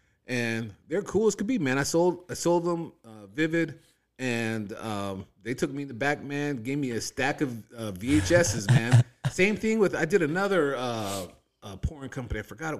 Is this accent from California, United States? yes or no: yes; San Bernardino, California, United States; Man, when I moved out here from San Bernardino, me and my brother-in-law, we were like, man, we need to get work